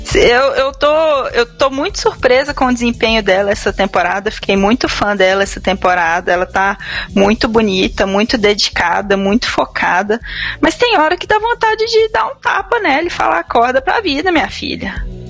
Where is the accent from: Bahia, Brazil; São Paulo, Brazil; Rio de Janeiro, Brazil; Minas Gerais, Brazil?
Minas Gerais, Brazil; como boa mineira